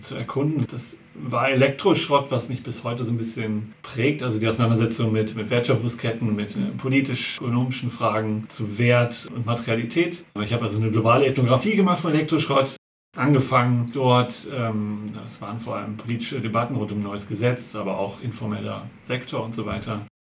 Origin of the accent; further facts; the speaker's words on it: Hamm, North Rhine-Westphalia, Germany; ich bin eigentlich äh, aus Hamm, also in Grenzen mhm. des Ruhrpots sozusagen